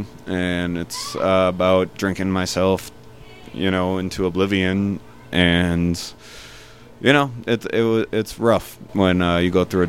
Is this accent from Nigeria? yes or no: no; Chicago, Illinois, United States; We're from Chicago